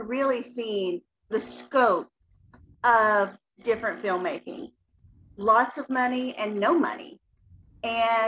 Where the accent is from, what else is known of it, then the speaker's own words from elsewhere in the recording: Appalachia, United States; I grew up in Appalachia, a very poverty stricken area.